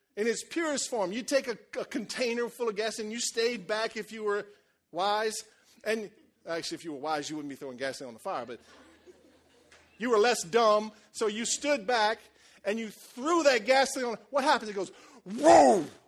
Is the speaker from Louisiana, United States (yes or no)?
yes; Cajun country, Louisiana, United States; You know how we are in Cajun country